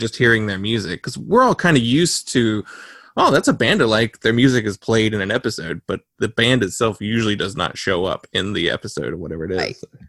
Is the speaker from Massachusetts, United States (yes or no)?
no; North Carolina, United States; we are from North Carolina